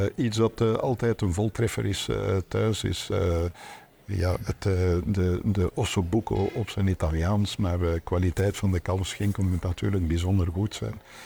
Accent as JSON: {"language": "Dutch", "town": "Antwerp", "region": "Flanders", "country": "Belgium", "tie": "born or raised there", "said": "nog altijd in het ouderlijk huis, waar eh, mijn vader eh, begonnen is, eh, waar ik geboren ben."}